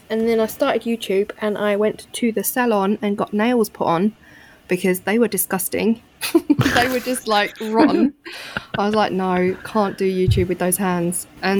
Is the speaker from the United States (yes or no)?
no; London, United Kingdom; So I grew up around East London. Mm-hmm. Really, I grew up in a very multicultural area.